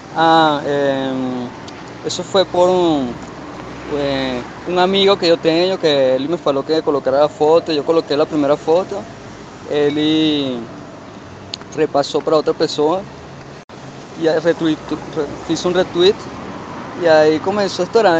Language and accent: Portuguese; Portugal; now in Brazil; nasci em Portugal